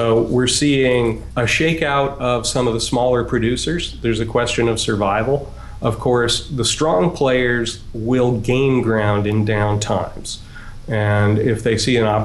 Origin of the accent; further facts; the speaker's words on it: Chicago, Illinois, United States; In my hometown, Chicago